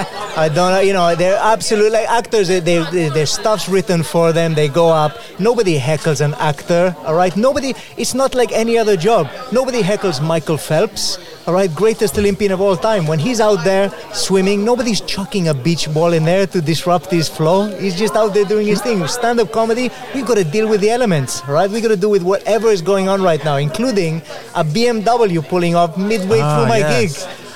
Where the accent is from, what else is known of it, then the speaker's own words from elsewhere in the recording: Balearic Islands, Spain; now in United Kingdom; I grew up in Mallorca. which was filled with British people. I got a very good sense of British sense of humor before I came to the UK. My mom is Welsh as well.